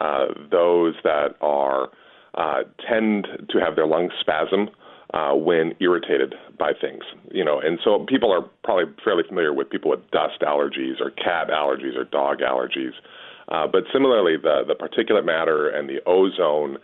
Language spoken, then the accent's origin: English; Edina, Minnesota, United States; also born or lived in Los Angeles; I'm originally from Edina and was a graduate from high school out there.